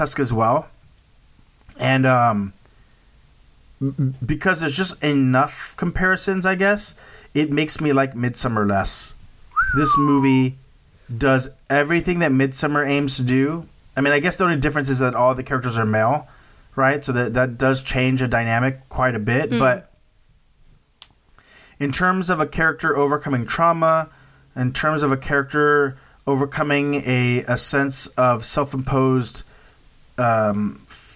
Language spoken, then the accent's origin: English; United States; as an American